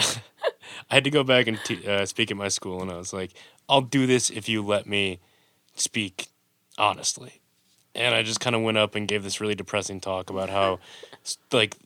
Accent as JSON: {"language": "English", "town": "Detroit", "region": "Michigan", "country": "United States", "tie": "born or raised there", "said": "growing up in Detroit, being a filmmaker"}